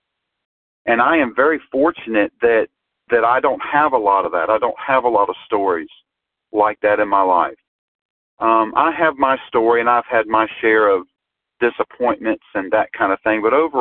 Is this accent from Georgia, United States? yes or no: yes; Georgia, United States; I am from Georgia.